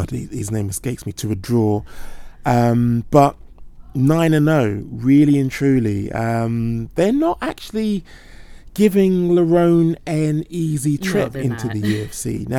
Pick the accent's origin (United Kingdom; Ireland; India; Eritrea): United Kingdom; I'm obviously biased as a Brit.